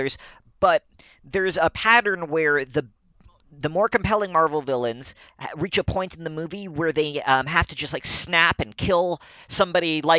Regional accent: United States; accent: American; I pronounce everything in my American accent

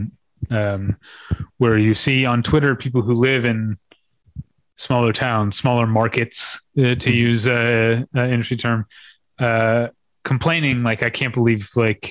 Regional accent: St. Louis, Missouri, United States; moved away; I grew up in St. Louis and I was a cinephile in St. Louis

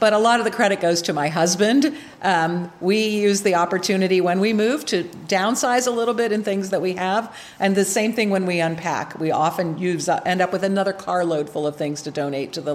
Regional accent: Ohio, United States; also born or lived in New Jersey / Michigan; now in Illinois, United States; my husband and I are both born and raised in Ohio.

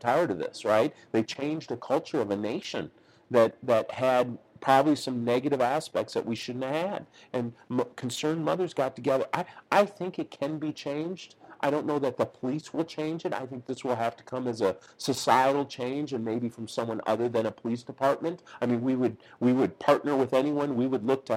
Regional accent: St. Paul, Minnesota, United States; moved away as an adult; now in Kansas City, United States; So when I grew up in St. Paul, Minnesota

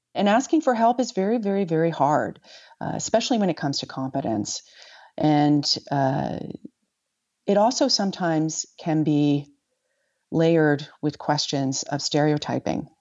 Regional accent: New York, United States; also born or lived in West Africa; as a New Yorker

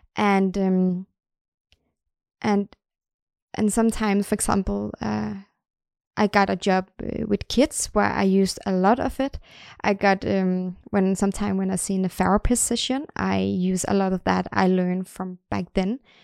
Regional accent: Denmark; now in Sweden; I am from Denmark

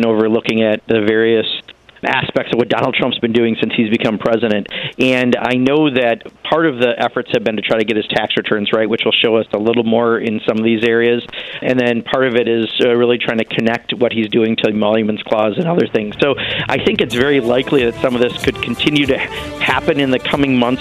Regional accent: Wisconsin, United States; my home state of Wisconsin

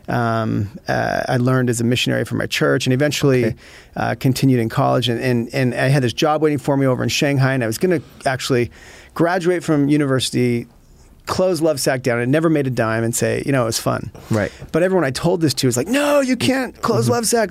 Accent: Utah, United States; moved away; also born or lived in Connecticut; I'm originally from Utah

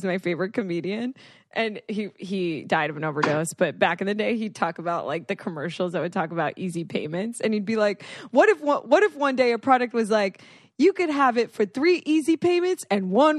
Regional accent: Florida, United States; Oh, I'm from Florida

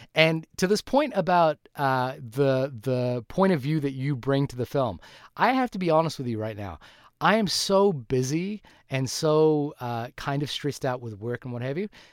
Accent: New Zealand; I am a New Zealander

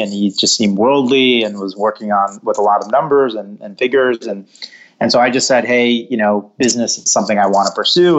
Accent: West Bloomfield, Michigan, United States; I was born and raised outside of Detroit, Michigan, in a town called West Bloomfield

